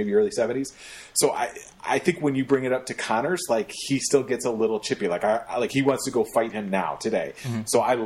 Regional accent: Detroit, Michigan, United States; I'm from Detroit

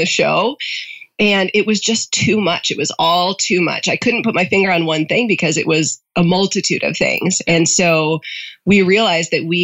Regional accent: Northwoods of Wisconsin, United States; moved away as an adult; now in Orange County, California, United States; I'm not from here. I'm from the Northwoods of Wisconsin

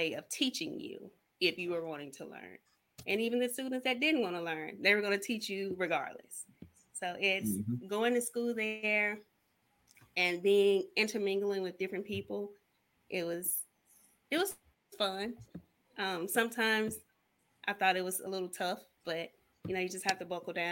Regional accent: Arcabella, United States; moved away; Growing up in Arcabella

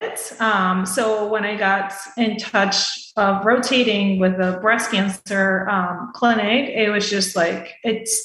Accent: Venezuela; moved away as an adult; also born or lived in Boston, United States; now in Tampa, United States; I'm originally from Venezuela, so I did all my medical school there. And then I came here to the States, to Boston, to do my residency

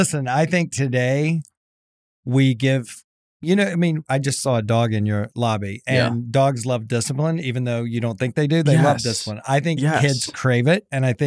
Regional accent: South Carolina, United States; Imagine growing up in South Carolina, two-star general for a dad and a general contractor.

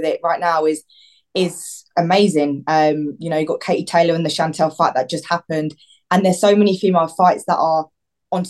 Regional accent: Watford, East of England, United Kingdom; I'm also from Watford

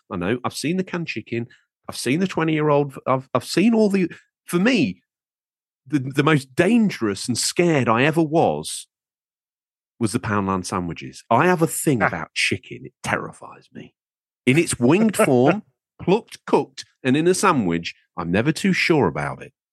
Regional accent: Lincolnshire, East Midlands, United Kingdom; I'm from Lincolnshire

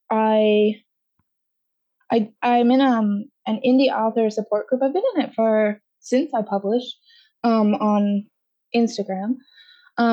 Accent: Canada; I'm Canadian and I spell everything Canadian

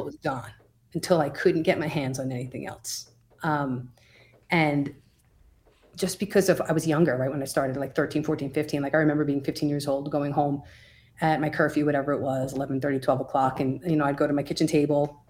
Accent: Oceanside, New York, United States; moved away as an adult; also born or lived in Brooklyn, New York / Albany, New York; now in Colorado, United States; I grew up in Oceanside, New York, the South Shore of Long Island. Nassau County. Um, I was there for thirty-five years until I moved to Colorado

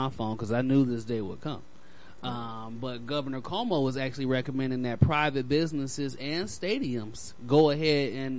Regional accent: Chicago, Illinois, United States; Oh, man, that's hard right there. I am from Chicago.

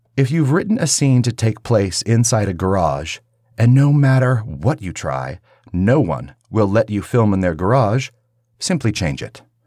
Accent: Kansas, United States; growing up in Kansas, we had a few Christians

